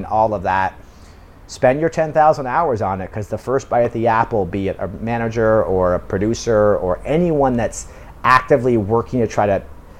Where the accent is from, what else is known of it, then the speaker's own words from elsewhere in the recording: United Kingdom; now in South Korea; You know, but I'm British and I'm living in South Korea